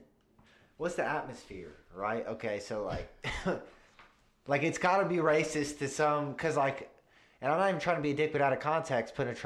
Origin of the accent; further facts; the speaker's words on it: the South, United States; we were raised in the South